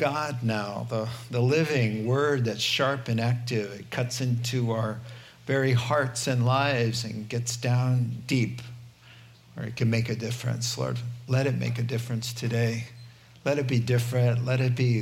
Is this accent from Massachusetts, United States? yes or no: yes; Southborough, Massachusetts, United States; moved away; I was raised in New England. Southborough, Massachusetts is where I consider home